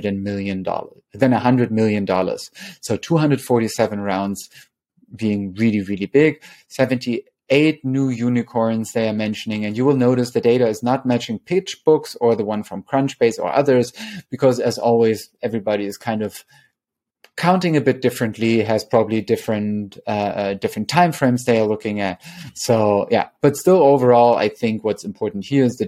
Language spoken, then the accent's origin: English; Germany; now in New York City, United States; I come from the German capital of cherries.